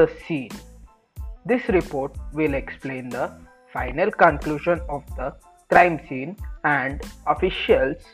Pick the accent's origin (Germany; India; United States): India; Hyderabad, Telangana; I'm from Hyderabad, Telangana, where I was born and brought up.